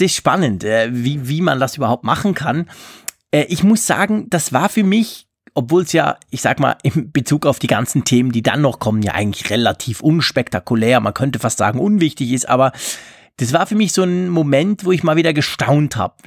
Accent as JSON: {"language": "German", "country": "Switzerland", "said": "bei uns in der Schweiz"}